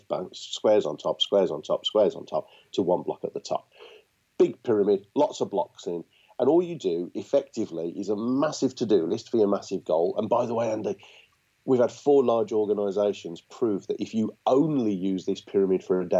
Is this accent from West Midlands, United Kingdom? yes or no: yes; Birmingham, West Midlands, United Kingdom; being a Brummie